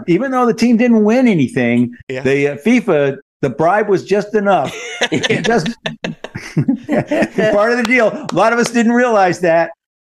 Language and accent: English; United States; We're Americans.